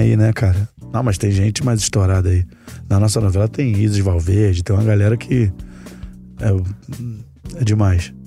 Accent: Rio de Janeiro, Brazil; onde eu cresci, que era ali na prainha do Vidigal

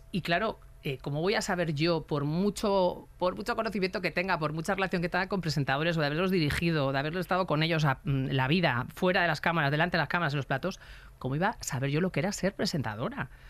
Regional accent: Galicia, Spain; moved away; yo, una persona que, que, que llegué de Galicia sin amigos, sin familia, eh, súper difícil los inicios

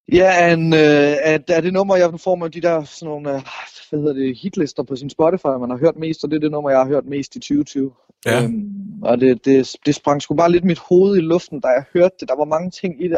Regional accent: North Funen, Southern Denmark, Denmark; jeg er vokset op sådan på Nordfyn

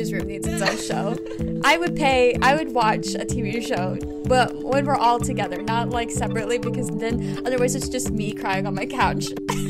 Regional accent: Robinson, Illinois, United States; also born or lived in Palestine, Illinois; Palestine, Illinois, which is it's technically my hometown. I grew up in Robinson, Illinois, but Palestine is where I was like born, and I like spent a lot of time in Palestine.

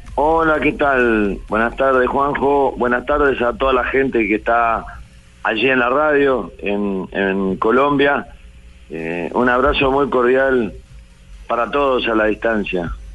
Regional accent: Florida, Uruguay; de mi pueblo, de Florida

